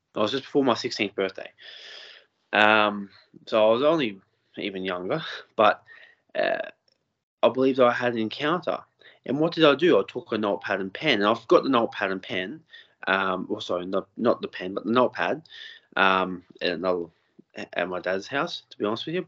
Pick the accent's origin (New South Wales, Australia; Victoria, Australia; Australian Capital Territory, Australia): New South Wales, Australia; Lake Macquarie; I'm from Lake Macquarie as well.